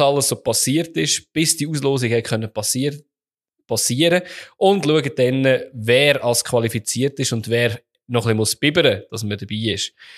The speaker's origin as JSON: {"language": "German", "country": "Switzerland"}